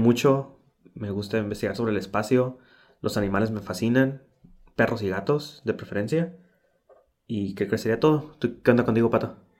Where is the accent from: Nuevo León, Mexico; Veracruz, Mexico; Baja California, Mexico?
Baja California, Mexico; Tijuana; soy de Tijuana, Baja California